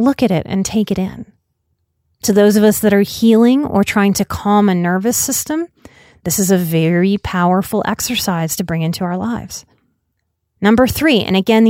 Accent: United States

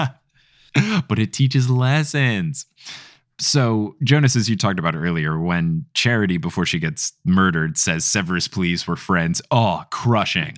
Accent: United States; I am an American boy

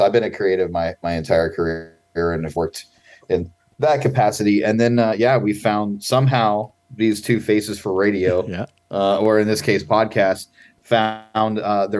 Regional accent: Ohio, United States; I'm from Ohio. Rural Ohio. Yep. Yeah, right in the middle of the state of Ohio.

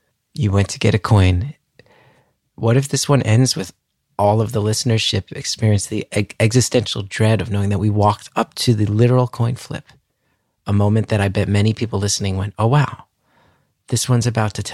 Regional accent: New Jersey, United States; I'm from North Jersey

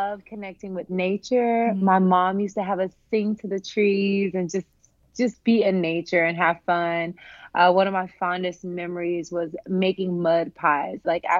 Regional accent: Humboldt, Tennessee, United States; I am a Southern girl. I'm from Humboldt, Tennessee

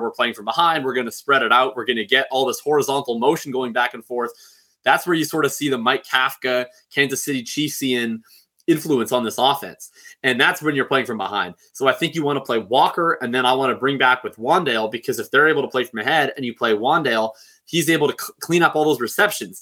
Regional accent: Canada; I'm Canadian

